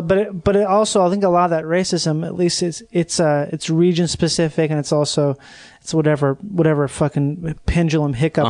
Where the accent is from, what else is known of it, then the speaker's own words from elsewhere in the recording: England, United Kingdom; I'm an Englishman. Wouldn't be great if I had a whole podcast just trying to reinvent hatred toward the Irish like 100 years after the fact.